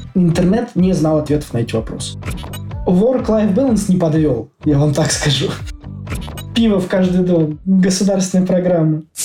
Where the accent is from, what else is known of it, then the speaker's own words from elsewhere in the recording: Moscow, Russia; moved away as an adult; now in Oslo, Norway; Я из Москвы, на данный момент э, нахожусь и живу в Осло, в Норвегии.